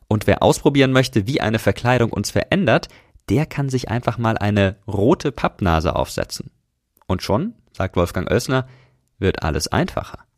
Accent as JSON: {"language": "German", "town": "Karlsruhe", "region": "Baden-Württemberg", "country": "Germany", "tie": "born or raised there", "moved": "yes", "said": "Ich komme gebürtig aus Karlsruhe, da sagt man Fasching."}